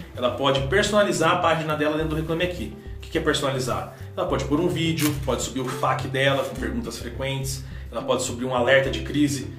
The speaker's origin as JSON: {"language": "Portuguese", "town": "Campo Grande", "region": "Mato Grosso do Sul", "country": "Brazil", "moved": "as an adult", "lives_now": "São Paulo, Brazil", "said": "eu sou de Campo Grande"}